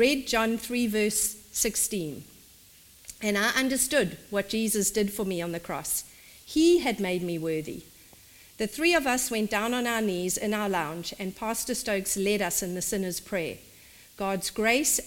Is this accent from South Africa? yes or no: yes; South Africa; In South Africa, we call it a dog collar